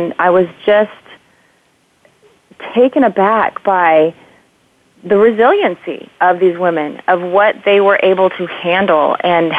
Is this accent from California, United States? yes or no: yes; near Camp Pendleton, Southern California, United States; I grew up near Camp Pendleton